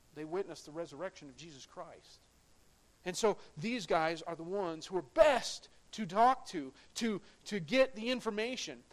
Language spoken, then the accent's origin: English; United States; I'm proud to be an American, but I'm a citizen of heaven before I'm an American